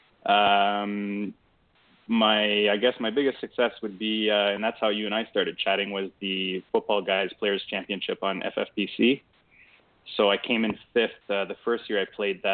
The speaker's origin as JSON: {"language": "English", "region": "Ontario", "country": "Canada", "said": "I'm a Canadian. I'm in the Toronto area. They call it the GTA, so I'm about 30 minutes outside of the downtown area"}